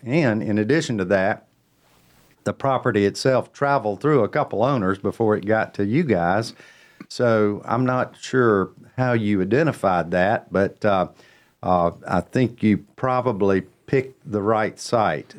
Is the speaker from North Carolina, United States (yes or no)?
yes; Cornelius, North Carolina, United States; my hometown